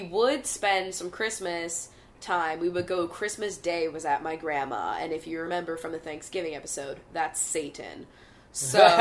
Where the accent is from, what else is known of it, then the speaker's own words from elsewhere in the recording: Bucks County, Pennsylvania, United States; We barely, like, dot our I's up in fucking Bucks County.